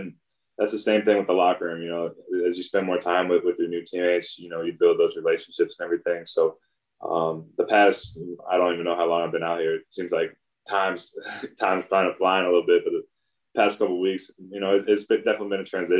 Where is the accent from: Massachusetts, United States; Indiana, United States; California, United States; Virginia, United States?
Indiana, United States; I grew up in Indiana, so like basketball was king.